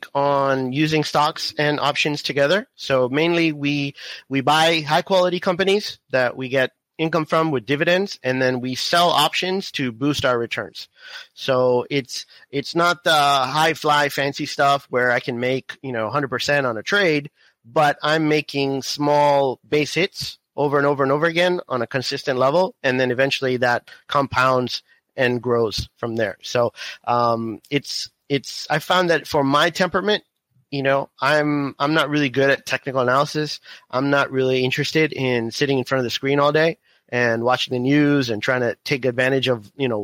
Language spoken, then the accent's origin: English; Miami, Florida, United States; moved away as an adult; now in Houston, United States; I was born in Miami, grew up in Florida, and now we're in Houston